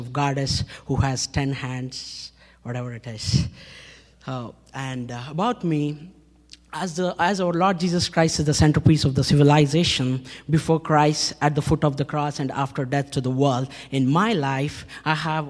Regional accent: Hyderabad, Telangana, India; I come from India, city of Hyderabad, Andhra Pradesh, born in a Hindu family

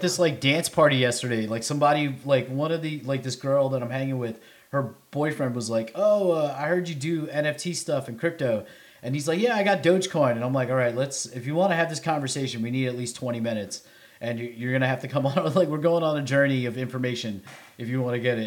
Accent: New York City, New York, United States; now in Nashville, United States; I'm from the Bronx

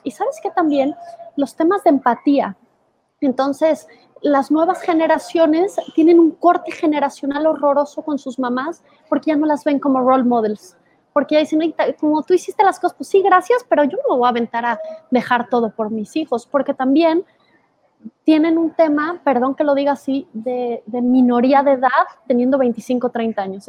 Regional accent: Guadalajara, Jalisco, Mexico; moved away; Guadalajara, de donde soy

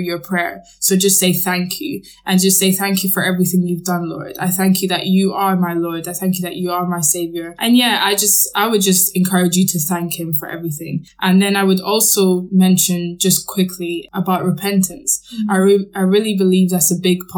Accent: Scotland, United Kingdom; I grew up in Scotland and I went to a Catholic school.

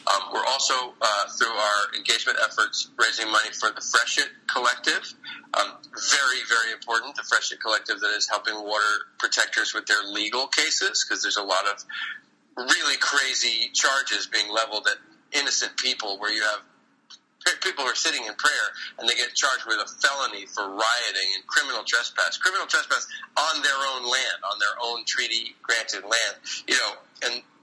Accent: New York City, New York, United States; we premiere the film on Earth Day in my hometown.

